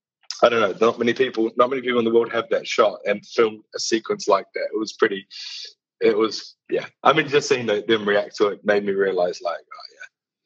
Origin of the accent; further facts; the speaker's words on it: New Zealand; moved away as an adult; now in London, United Kingdom; I moved over from New Zealand to London in 10 years ago, in 2011, 9 years ago.